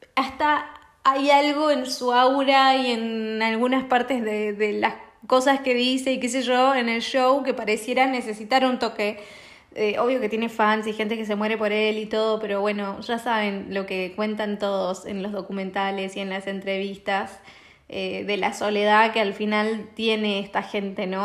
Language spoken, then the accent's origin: Spanish; Argentina; moved away; yo no estoy allá, pero yo soy argentina